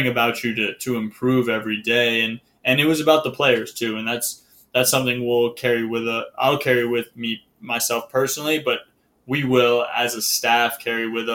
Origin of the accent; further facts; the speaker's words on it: Connecticut, United States; living in Connecticut, growing up in Connecticut.